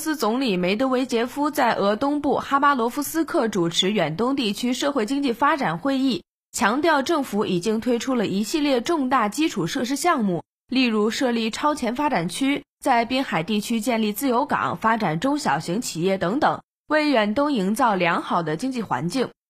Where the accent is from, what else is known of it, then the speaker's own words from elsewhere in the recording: China; 我们中国人民是有着感同身受的这种经历的，